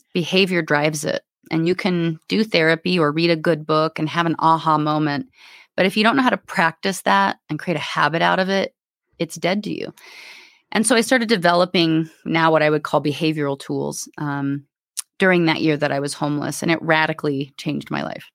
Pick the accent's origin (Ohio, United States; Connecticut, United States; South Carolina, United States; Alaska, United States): Alaska, United States; also born or lived in Anchorage / Homer; I was raised in Alaska.